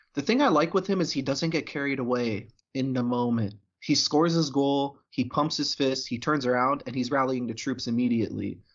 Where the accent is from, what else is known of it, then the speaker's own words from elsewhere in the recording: United States; as an American